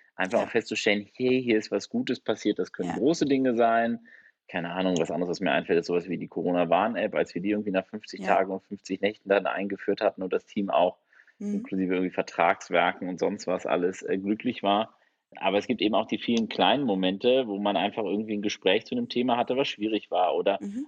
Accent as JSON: {"language": "German", "country": "Germany", "said": "wir als Deutsche"}